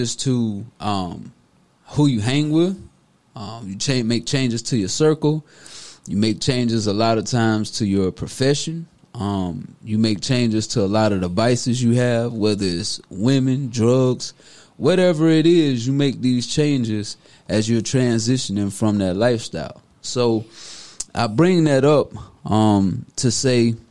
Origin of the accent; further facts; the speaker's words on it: Deep South, United States; I'm born and raised in the South, the Deep South